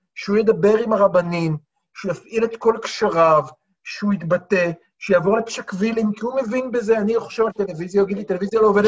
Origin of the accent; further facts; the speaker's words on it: Tel Aviv, Tel Aviv District, Israel; כתל אביבי